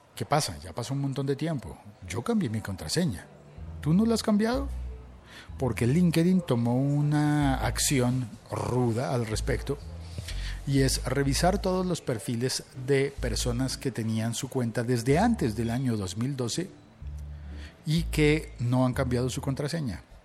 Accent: Colombia; also born or lived in Bogotá; vivo en Bogotá, Colombia y como buen colombiano me gusta el tinto

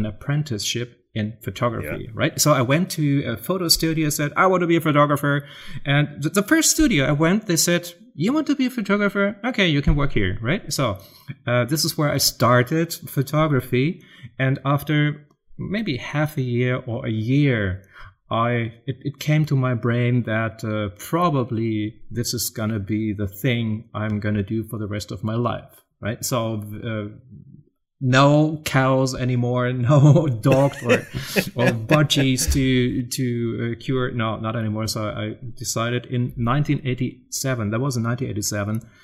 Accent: Germany; accent: German; English is a second language; moved away; also born or lived in United States; as you can probably hear, I'm from Germany

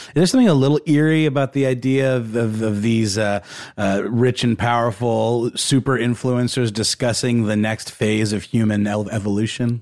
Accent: Augusta, Georgia, United States; my hometown of Augusta, Georgia

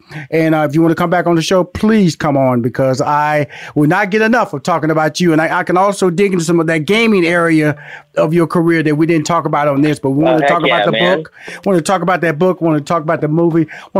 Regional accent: Houston, Texas, United States; also born or lived in Louisiana, United States; I'm from Houston, Texas, by way of Louisiana.

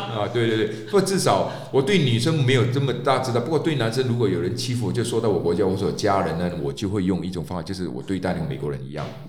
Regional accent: Malaysia; 我们马来西亚有三大种族

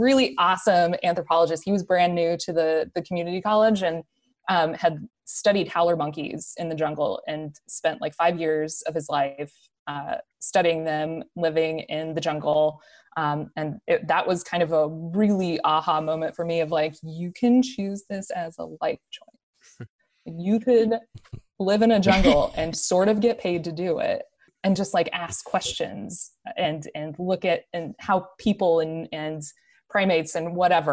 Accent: Rio Rancho, New Mexico, United States; I grew up in New Mexico in a little town called Rio Rancho, which is just outside of Albuquerque

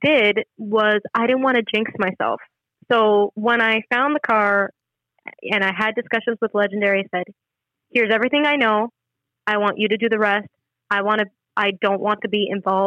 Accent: Canada; I'm a Canadian citizen

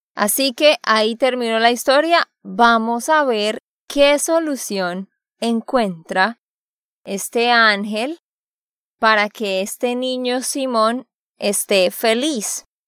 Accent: Santander, Colombia; de Santander, Colombia

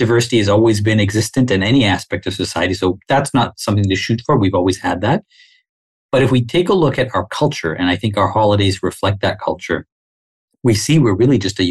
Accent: Dar es Salaam, Tanzania; also born or lived in Winnipeg, Canada; now in Canada; I was born in Dar es Salaam on the mainland. I went to British schools growing up when I was a child over there.

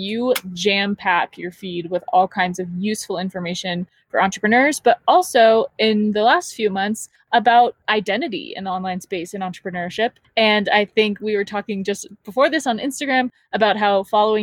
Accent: Southern California, United States; I'm from Southern California

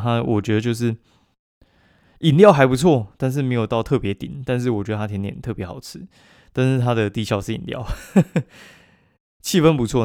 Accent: Kaohsiung, Taiwan; 我高雄人去台南也是一个日常生活

